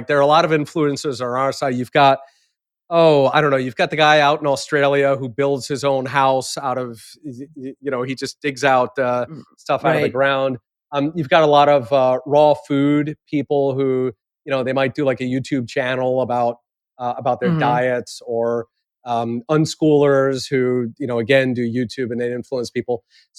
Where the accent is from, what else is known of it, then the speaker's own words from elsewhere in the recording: Japan; I grew up partly in Japan, and certainly people do that there.